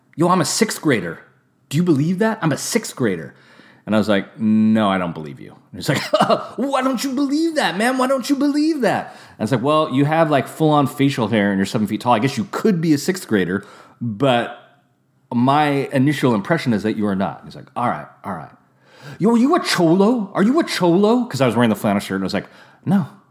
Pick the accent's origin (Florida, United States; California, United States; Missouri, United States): California, United States; also born or lived in Santa Rosa, California; now in Napa, California, United States